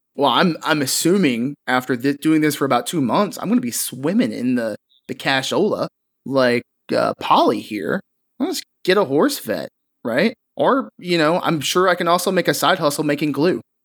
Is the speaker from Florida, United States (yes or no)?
no; Kentucky, United States; I'm from Kentucky